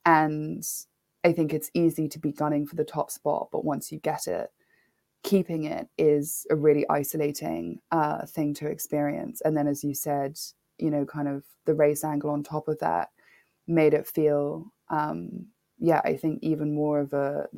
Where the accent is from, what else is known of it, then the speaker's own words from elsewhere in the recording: Nairobi, Kenya; having a black father growing up in Nairobi, I'm from Kenya, I'm half Kenyan.